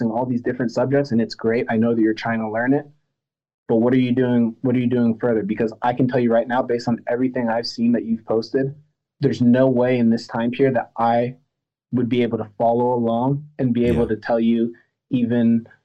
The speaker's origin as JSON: {"language": "English", "country": "United States", "tie": "born or raised there", "also_born_or_lived": "France", "said": "I wasn't born in America. I was born in France. My parents are from Cameroon and Madagascar"}